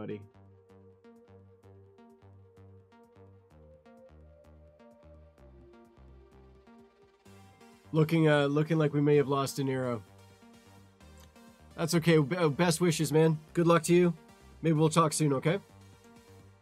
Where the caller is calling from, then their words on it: Ontario, Canada; I'm calling you from Ontario, Canada.